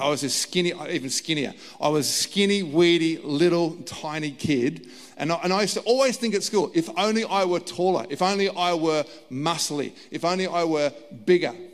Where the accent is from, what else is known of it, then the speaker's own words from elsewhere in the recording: Australia; I was born in Australia. My parents were born in Australia.